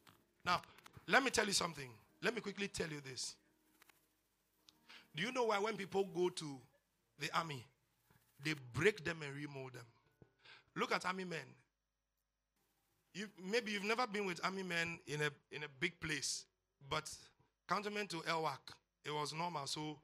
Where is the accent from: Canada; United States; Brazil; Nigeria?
Nigeria; Odi, Bayelsa; Pastor, I grew up in Odi.